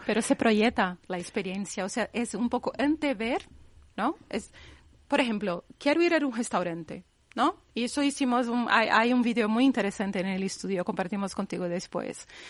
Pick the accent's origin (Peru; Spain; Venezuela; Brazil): Brazil; moved away as an adult; Yo que vengo de Brasil y ahí nuestra cultura es pagar todo en 20 veces